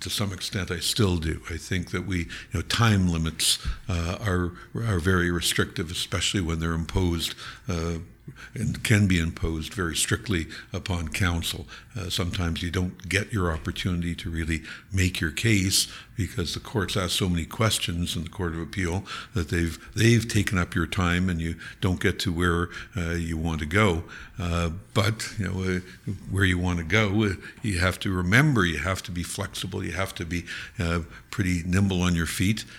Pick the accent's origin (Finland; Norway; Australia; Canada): Canada; Niagara Falls, Ontario; I grew up in Niagara Falls